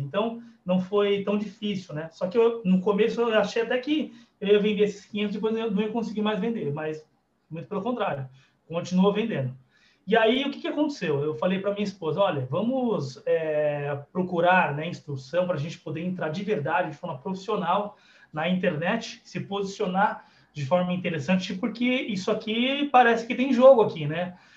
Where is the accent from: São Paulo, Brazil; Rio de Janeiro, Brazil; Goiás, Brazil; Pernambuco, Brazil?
São Paulo, Brazil; Guarulhos; eu sou daqui de Guarulhos